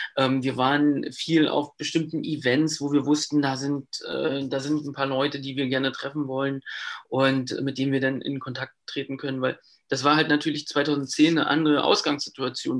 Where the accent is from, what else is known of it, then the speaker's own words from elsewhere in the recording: Brandenburg, Germany; Ich kam oder ich komme halt auch aus Brandenburg